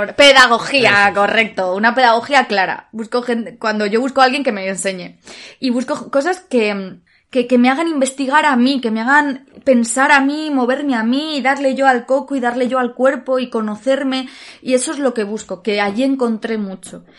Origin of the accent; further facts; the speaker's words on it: Alicante, Valencian Community, Spain; moved away as an adult; now in Madrid, Spain; el teatro de mi ciudad, el teatro de Alicante